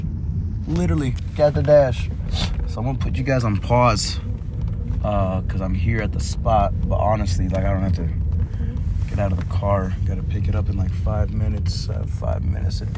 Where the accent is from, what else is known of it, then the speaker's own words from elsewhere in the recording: Midwest, United States; accent: Minnesotian; I'm from the Midwest